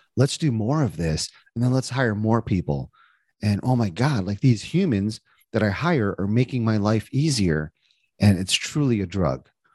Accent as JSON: {"language": "English", "region": "New Jersey", "country": "United States", "tie": "born or raised there", "also_born_or_lived": "Indiana", "moved": "as an adult", "lives_now": "Cincinnati, United States", "said": "I was born and raised in New Jersey"}